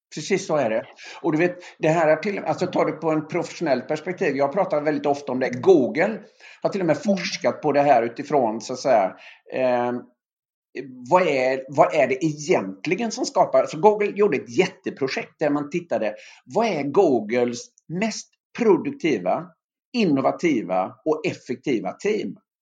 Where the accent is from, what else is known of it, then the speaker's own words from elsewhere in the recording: Öckerö, Västra Götaland, Sweden; moved away; mina gamla antagonister hemma på Öckerö